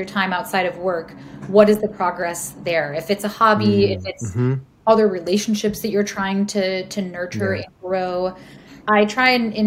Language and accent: English; Midwest, United States; moved away; I grew up in the Midwest